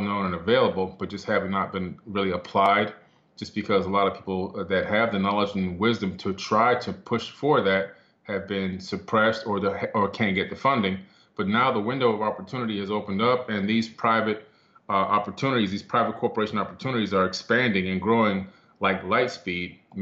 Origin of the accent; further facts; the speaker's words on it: Miami, Florida, United States; also born or lived in New York City; as a kid, back in Miami, Florida, we moved from New York City to Miami